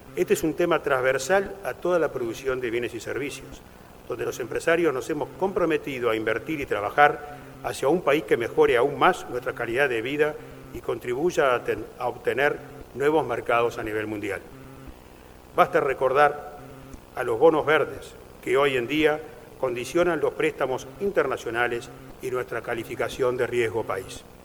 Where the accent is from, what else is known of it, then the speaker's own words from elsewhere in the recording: Uruguay; Todos somos uruguayos.